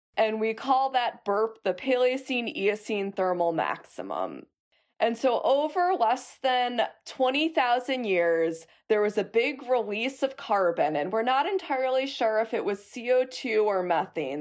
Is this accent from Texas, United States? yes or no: no; Chicago, Illinois, United States; I grew up in Chicago